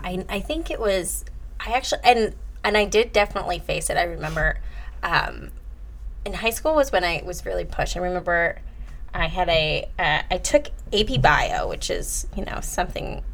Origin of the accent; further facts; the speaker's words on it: New Jersey, United States; moved away as an adult; now in New York, United States; I'm from Jersey